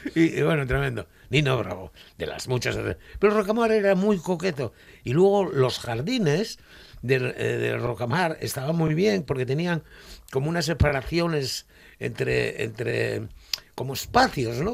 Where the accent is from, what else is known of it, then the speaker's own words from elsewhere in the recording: Gijón, Asturias, Spain; yo de Gijón